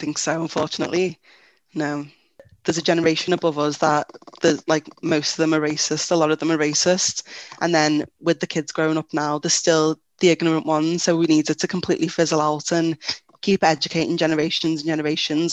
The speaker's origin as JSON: {"language": "English", "town": "Liverpool", "region": "North West England", "country": "United Kingdom", "tie": "born or raised there", "also_born_or_lived": "Anfield, Liverpool", "said": "I grew up in Toxteth and then I moved to Anfield"}